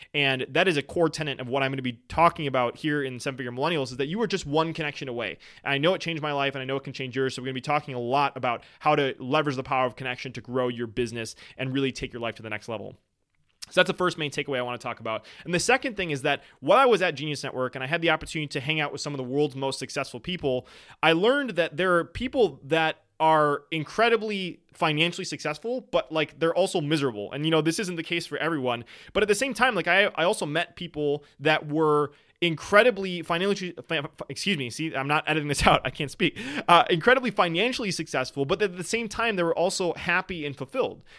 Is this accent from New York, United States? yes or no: no; Wisconsin, United States; I am from Wisconsin